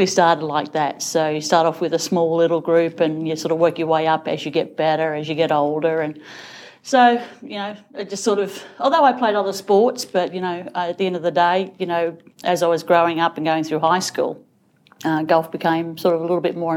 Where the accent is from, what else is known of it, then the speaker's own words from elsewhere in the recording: Coffs Harbour, New South Wales, Australia; also born or lived in Sydney; when we moved back to Sydney from Coffs Harbour when I was 14